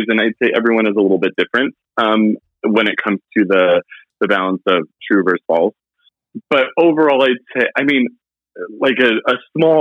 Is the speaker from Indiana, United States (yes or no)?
yes; Indiana, United States; growing up in Indiana